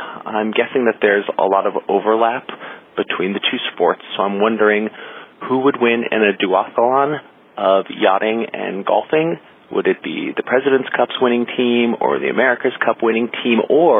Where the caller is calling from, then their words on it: Weehawken, New Jersey, United States; I am calling from Weehawken, New Jersey